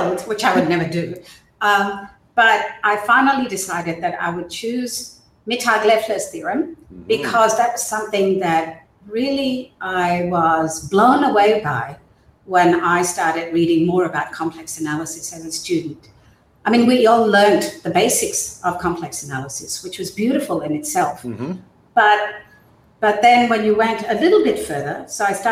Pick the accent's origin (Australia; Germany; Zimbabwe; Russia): Australia; also born or lived in Burma / United States; I was born in Burma, and I moved to Australia as a child with my parents when they emigrated to Australia. And most of my education has been in Australia